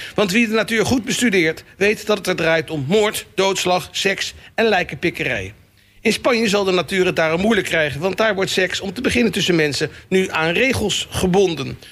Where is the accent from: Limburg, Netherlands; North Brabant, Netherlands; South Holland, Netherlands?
South Holland, Netherlands; The Hague; als Hagenees